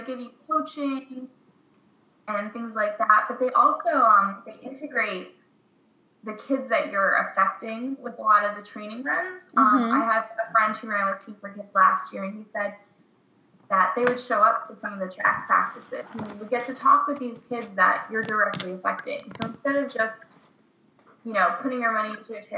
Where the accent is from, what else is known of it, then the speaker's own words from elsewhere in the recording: Connecticut, United States; now in Brooklyn, United States; growing up in Connecticut, like, playing soccer my whole life